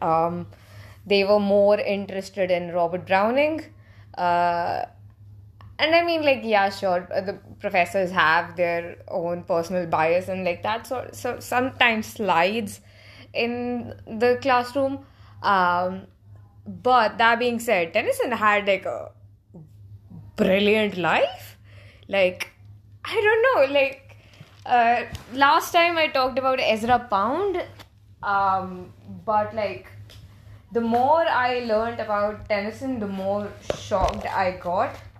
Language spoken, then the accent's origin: English; India; I speak this as, uh, as an Indian